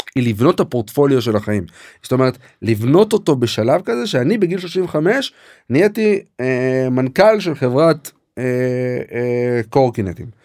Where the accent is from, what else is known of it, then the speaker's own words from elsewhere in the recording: Katzrin, Northern District, Israel; moved away as an adult; also born or lived in Jerusalem / Canada / Cambridge, Massachusetts; גדלתי בקצרין, אה, ברמת הגולן